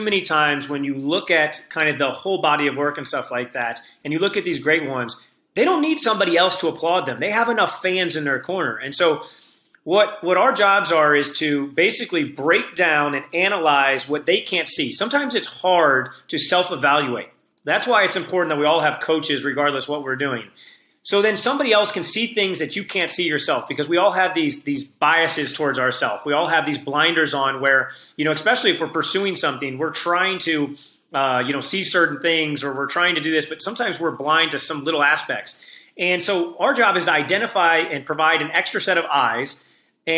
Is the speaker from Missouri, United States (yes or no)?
yes; St. Louis, Missouri, United States; I'm from St. Louis. We have all the seasons